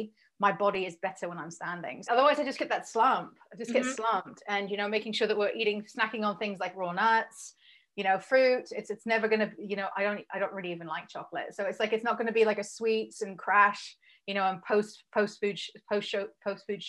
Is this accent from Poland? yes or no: no; England, United Kingdom; moved away as an adult; also born or lived in Berlin, Germany; I'm English